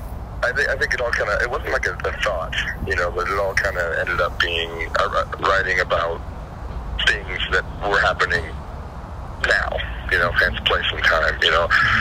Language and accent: English; Orange County, California, United States; I'm from Orange County, California